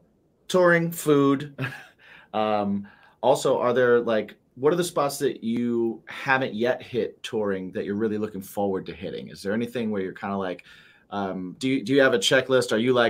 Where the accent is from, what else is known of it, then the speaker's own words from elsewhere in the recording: Indiana, United States; moved away; I'm a fellow Midwesterner. I grew up in Indiana, so just underneath you. And I have family up in Michigan also, but like all the way up in like Ironwood, so it's like up in almost Canada.